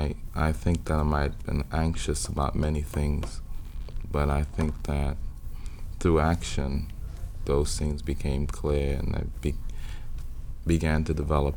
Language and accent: English; New York, United States; also born or lived in West Indies; Well, I was born in Harlem, in Harlem Hospital. But my parents were also from Trinidad.